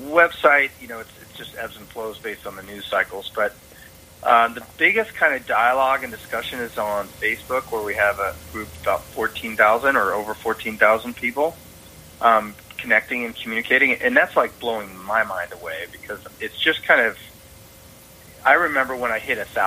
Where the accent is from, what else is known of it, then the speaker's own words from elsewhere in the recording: Bay Area, California, United States; moved away as an adult; now in Seattle, United States; I grew up around the Bay Area before the Sharks were there